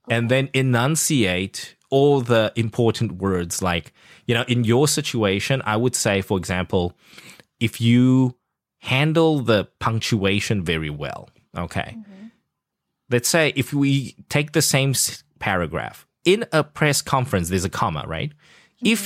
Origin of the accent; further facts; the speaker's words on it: South Africa; accent: South African; Yeah, I actually lost my South African accent. I had to adapt it to the CNN